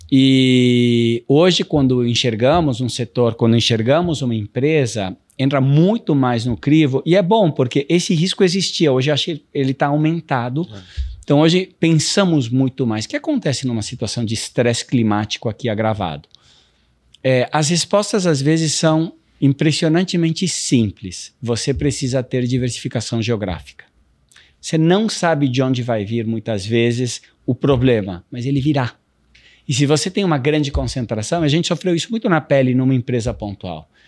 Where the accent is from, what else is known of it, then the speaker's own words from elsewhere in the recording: Brazil; also born or lived in United States; E assim, eu me criei também nos Estados Unidos, eu, eu fiz, é, morei lá uns 10 anos, tá. depois de morar no Brasil, no Midwest